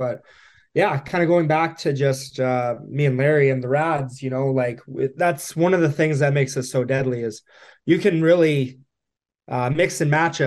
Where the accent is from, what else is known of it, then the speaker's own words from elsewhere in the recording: Whitehorse, Yukon, Canada; now in Edmonton, Canada; Born and raised, yes, Whitehorse, Yukon.